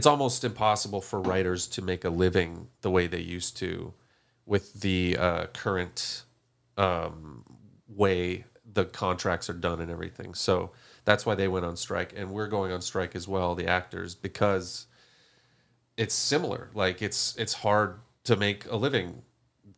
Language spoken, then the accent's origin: English; Fargo, North Dakota, United States; moved away; I'm from Fargo, North Dakota